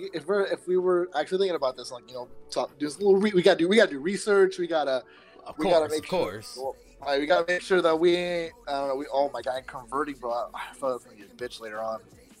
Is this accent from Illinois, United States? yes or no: no; California, United States; moved away; I'm from California originally, and I've lived in California for multiple years.